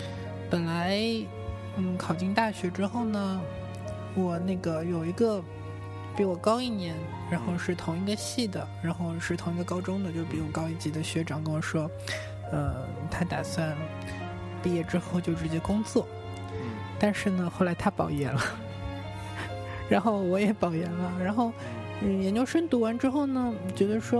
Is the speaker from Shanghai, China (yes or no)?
yes; Shanghai, China; 我是那个，我原来是上海人嘛，然后考到北京是我第一次在一个人在外面生活